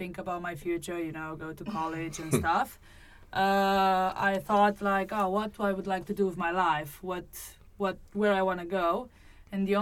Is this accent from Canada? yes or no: no; Romania; moved away as an adult; now in Spain; I'm from Romania, so I started skydiving in Romania in 2002. I was still in high school